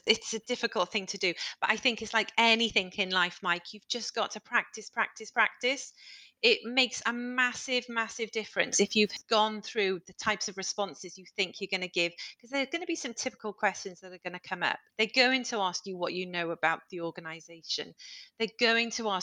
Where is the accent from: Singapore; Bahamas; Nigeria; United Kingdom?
United Kingdom; as British people